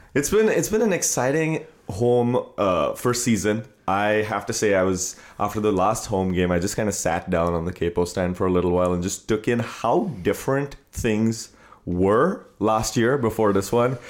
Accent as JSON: {"language": "English", "country": "India", "tie": "born or raised there", "moved": "as an adult", "lives_now": "United States", "said": "growing up in India"}